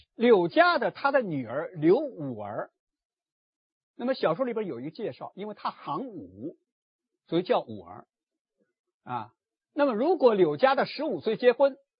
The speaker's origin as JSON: {"language": "Chinese", "town": "Hangzhou", "region": "Zhejiang", "country": "China", "tie": "born or raised there", "said": "我的老家杭州"}